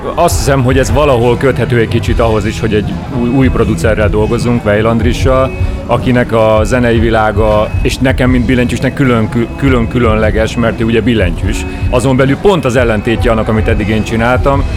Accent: Mátészalka, Szabolcs-Szatmár-Bereg, Hungary; moved away; én Máté Szalkai születésű vagyok, ami ugye nagyon közel van Debrecenhez, ezért gyakorlatilag minden élményem ehhez a vidékhez köt

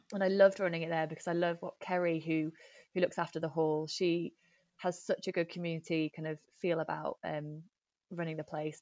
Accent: Nottingham, East Midlands, United Kingdom; moved away as an adult; also born or lived in London; now in Manchester, United Kingdom; I grew up in Nottingham and my family, uh, are still, still there

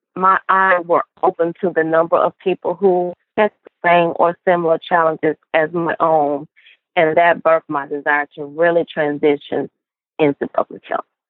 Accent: Cleveland, Mississippi, United States; I am a Southern girl at heart, born and raised in Cleveland, Mississippi, which is a small Delta town

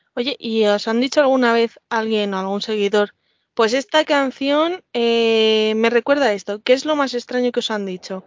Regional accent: Madrid, Community of Madrid, Spain; yo soy de aquí de Madrid

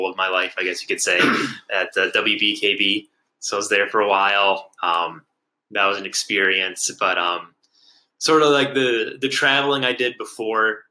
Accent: Alpena, Michigan, United States; born and raised in Alpena, graduated from Alpena High in 2012.

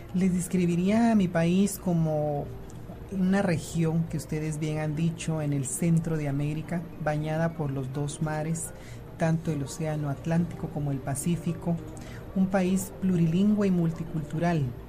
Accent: Guatemala; Somos hermanos de una misma nación, todos somos guatemaltecos

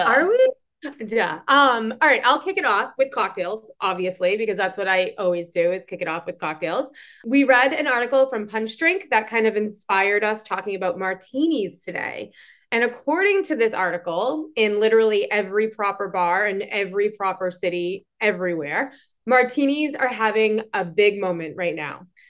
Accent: Boston, Massachusetts, United States; accent: Boston; I'm from Boston

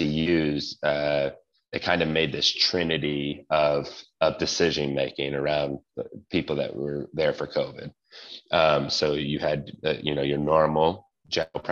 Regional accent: New York, United States; moved away; And I'm Italian and I'm from New York originally.

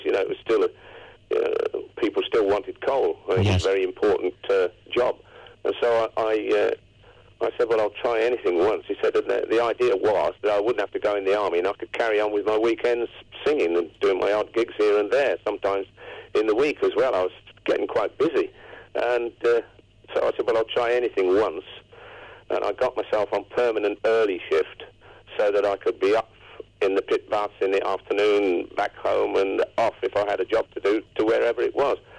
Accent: Coventry, West Midlands, United Kingdom; Coventry. That's my hometown

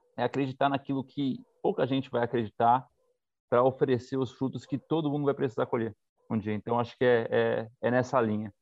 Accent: São Paulo, Brazil; a gente é do fundo da Zona Leste.

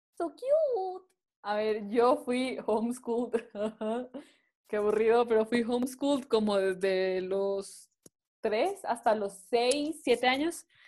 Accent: Guayaquil, Guayas, Ecuador; yo soy de Guayaquil, vivíamos en Guayaquil

